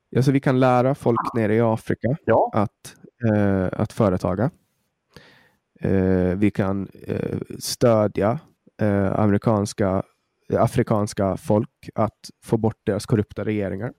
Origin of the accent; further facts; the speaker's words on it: Åland Islands; jag är jätteglad att jag är född på Åland